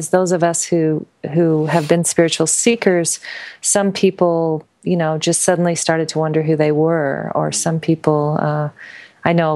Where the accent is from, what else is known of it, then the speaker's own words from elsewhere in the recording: the West, United States; I was, you know, going along as an American girl. I grew up in the West. I'm kind of a cowgirl